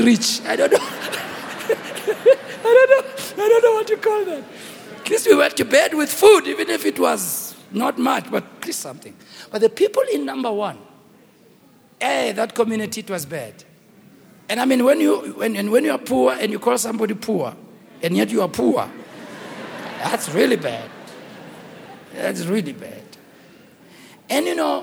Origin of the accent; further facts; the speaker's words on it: Soweto, Gauteng, South Africa; I grew up in Rockville